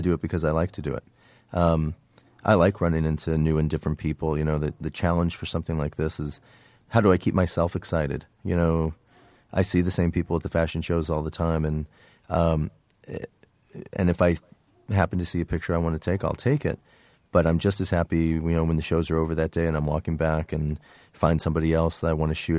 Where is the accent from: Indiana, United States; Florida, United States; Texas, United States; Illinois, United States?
Indiana, United States; moved away; also born or lived in New York; where I grew up in Indiana, there was no fashion business